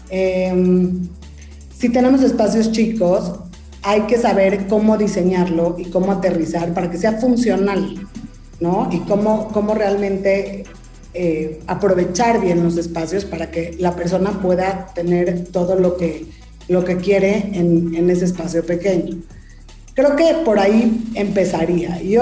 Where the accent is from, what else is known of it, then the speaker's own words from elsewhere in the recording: Mexico; Y más porque soy mexicana y amo ser mexicana y creo que nosotros tenemos esa cultura y esa raíz de, de, de la cocina.